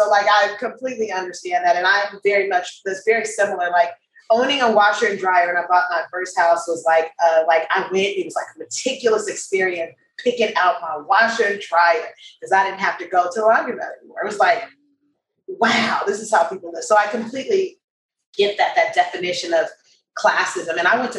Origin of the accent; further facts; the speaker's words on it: Los Angeles, California, United States; moved away as an adult; now in Oakland, United States; I'm from South Central LA, around here.